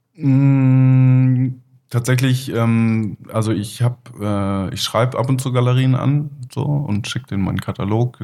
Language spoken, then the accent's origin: German; Kiel, Schleswig-Holstein, Germany; born or raised there; also born or lived in Leipzig / Flensburg